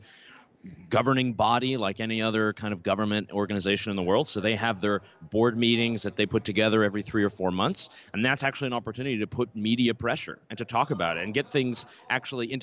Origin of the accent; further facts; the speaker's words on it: Concord, North Carolina, United States; also born or lived in Canada; I'm definitely a son of North Carolina. I grew up around Concord area.